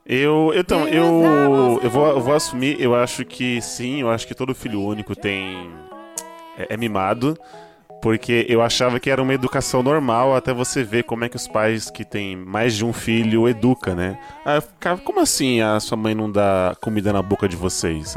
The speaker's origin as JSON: {"language": "Portuguese", "region": "São Paulo", "country": "Brazil", "tie": "born or raised there", "also_born_or_lived": "Bahia", "said": "eu sou baiano, então com dois anos minha mãe me trouxe pra cá, pra São Paulo."}